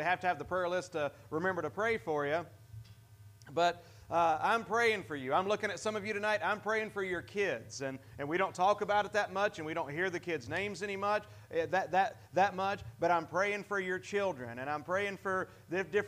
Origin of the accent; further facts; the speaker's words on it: United States; As American